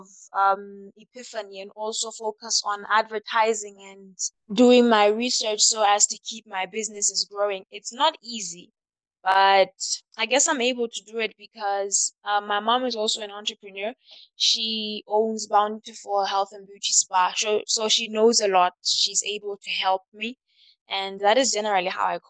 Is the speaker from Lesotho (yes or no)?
yes; Lesotho; My hometown is Mafeking